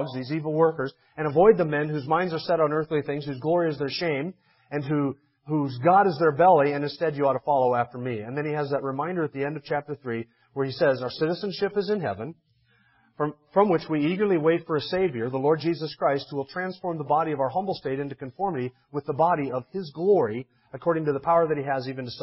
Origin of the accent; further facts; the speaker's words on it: United States; I'm an American